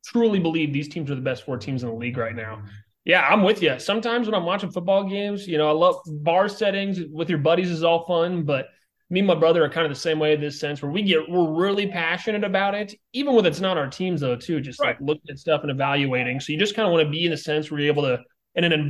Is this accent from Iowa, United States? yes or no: yes; Des Moines, Iowa, United States; I was born in Des Moines